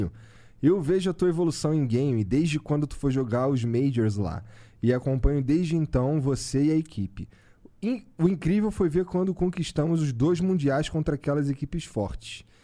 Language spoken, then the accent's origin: Portuguese; Recife, Pernambuco, Brazil; Somos de Recife também.